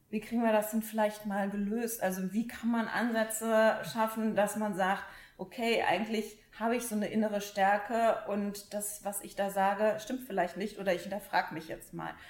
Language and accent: German; Cologne, North Rhine-Westphalia, Germany; weil ich bin ja Kölnerin.